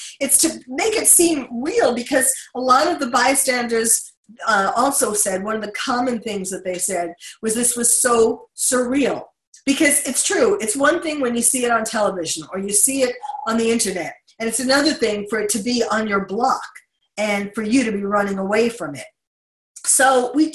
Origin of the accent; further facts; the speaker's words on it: New York City, New York, United States; having been born and bred in New York